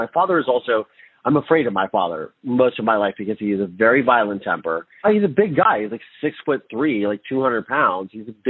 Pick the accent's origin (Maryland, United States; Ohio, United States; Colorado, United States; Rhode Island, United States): Ohio, United States; Mansfield; also born or lived in Virginia; When I was 5 years old, we lived in Virginia on a naval base. And we moved from Virginia to this small town in Ohio called Mansfield, Ohio. It's sort of right in the center of the state. It is very Midwestern, stereotypical Midwestern. Cornfields, farmhouses, rural community, urban community